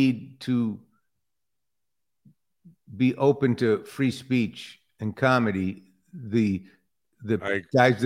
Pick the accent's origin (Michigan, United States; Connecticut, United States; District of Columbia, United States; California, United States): Michigan, United States; Detroit; moved away; I grew up in Detroit